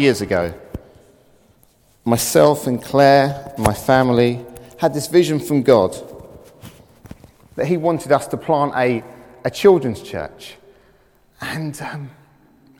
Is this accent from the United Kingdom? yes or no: yes; London, United Kingdom; I was brought up in the East End of London. And I spent my childhood playing on roofs.